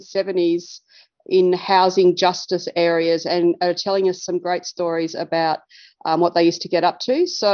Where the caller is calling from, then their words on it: Victoria, Australia; And I am dialing in from Bidwell Country in Far East Gippsland today.